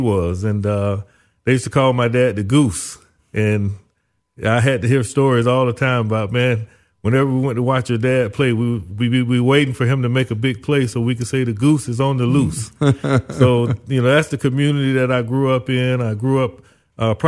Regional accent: Zellwood, Florida, United States; moved away as an adult; also born or lived in Orlando, Florida / Tallahassee, Florida / Miami, Florida; my parents lived in a little small town called Zellwood. Very few people there. It was a community that was a migrant community known for farming. One of the things that Zellwood, Florida, was famous for was corn. We had a corn festival every May that people would come from all over the country to come be a part of. So I grew up there in that area.

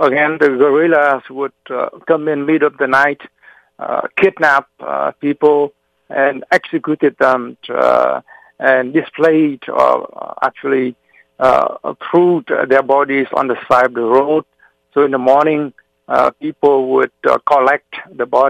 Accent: South Vietnam, Vietnam; now in Massachusetts, United States; I was born in South Vietnam, my parents had fled North Vietnam when the communists took over in 1954. So I was born in the middle of a refugee evacuation, a refugee resettlement. And during my first 10 years of my life, my family had to move from one place to another

